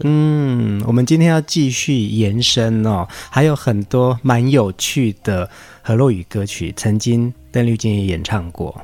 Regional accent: Taiwan; 我们原住民的村庄

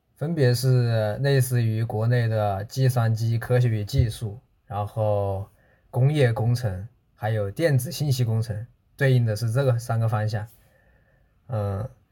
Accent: China; moved away as an adult; now in Kitakyushu, Japan; 我们中国人

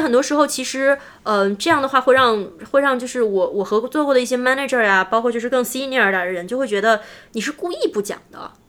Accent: China; moved away as an adult; also born or lived in United States; now in Silicon Valley, United States; 我们中国人

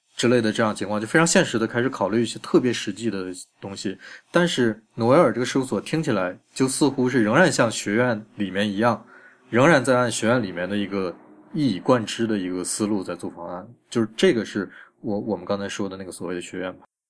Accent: China; 我们中国人

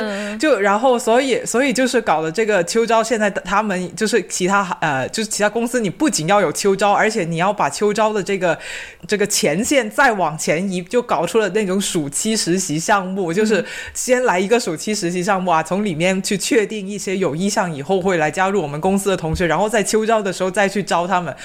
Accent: China; 我们国内

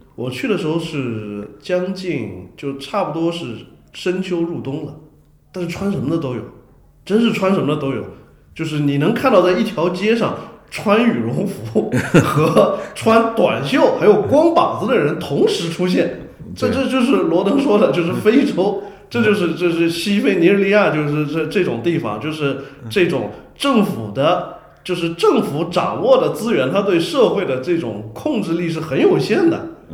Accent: China; 我们中国人

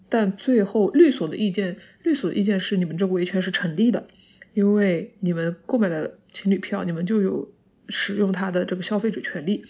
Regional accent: Jiangsu-Zhejiang-Shanghai area, China; moved away; 我本身是那一，那一块出来的，我是老家在那边，基本上算是我的一个乡音

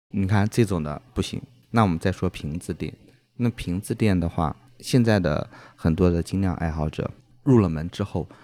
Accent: Dandong, Liaoning, China; moved away; 我是丹东的嘛。辽宁。丹东有，对，辽宁丹东的

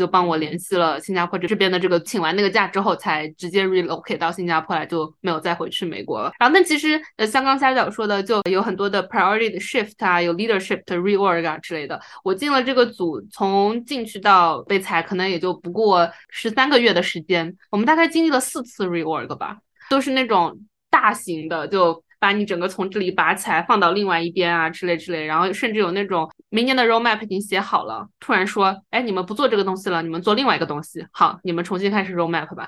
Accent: China; moved away; also born or lived in United States; 因为我们是中国人嘛，所以就绿卡也还在排期

